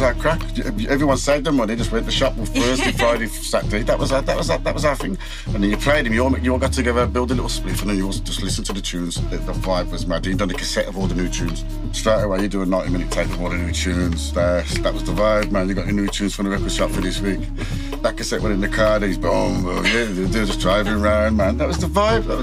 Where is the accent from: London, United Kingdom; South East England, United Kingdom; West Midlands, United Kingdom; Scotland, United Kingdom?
West Midlands, United Kingdom; Birmingham; I was in Bartley Green mostly. Yeah. From like 13, Bartley Green, Woodgate Valley, man.